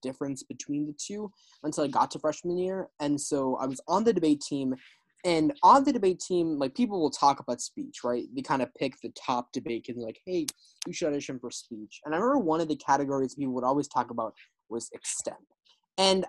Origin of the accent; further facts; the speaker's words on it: Minnesota, United States; Growing up on the Minnesota circuit